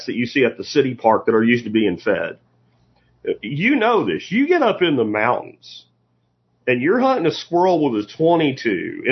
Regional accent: Pennsylvania, United States; I grew up in Pennsylvania

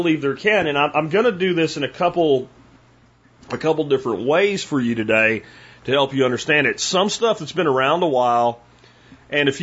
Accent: Pennsylvania, United States; now in Texas, United States; from where I grew up in Pennsylvania

